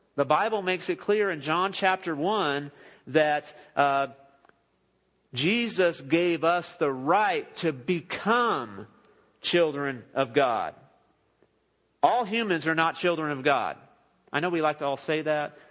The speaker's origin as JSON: {"language": "English", "town": "Los Angeles", "region": "California", "country": "United States", "tie": "born or raised there", "moved": "as an adult", "lives_now": "Midland, United States", "said": "I grew up in the Los Angeles area"}